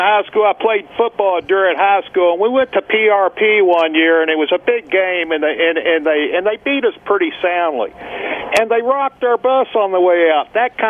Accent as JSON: {"language": "English", "town": "Louisville", "region": "Kentucky", "country": "United States", "also_born_or_lived": "Richmond, Virginia", "said": "I'm from Louisville. I was probably in Virginia back then when that was all going on."}